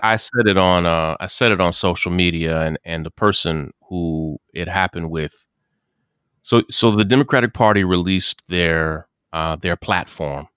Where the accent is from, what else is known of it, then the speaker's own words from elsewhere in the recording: the South, United States; I'm not from South Carolina, I'm from the South.